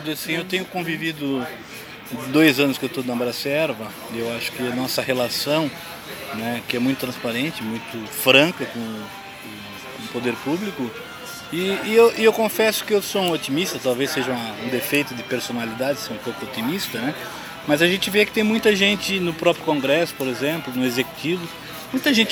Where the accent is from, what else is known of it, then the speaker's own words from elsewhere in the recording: Blumenau, Santa Catarina, Brazil; eu sou de Blumenau